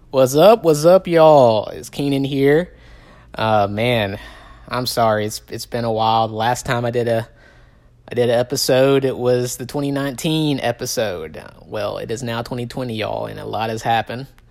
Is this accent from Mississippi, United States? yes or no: yes; Tupelo, Mississippi, United States; I'm from Tupelo, Mississippi, okay? Um, it is probably as deep south as you're gonna get in this country